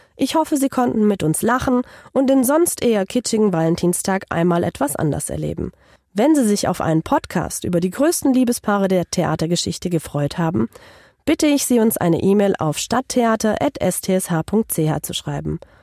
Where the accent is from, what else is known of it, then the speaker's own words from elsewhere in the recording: Hungary; moved away; ich komme ja ursprünglich aus Ungarn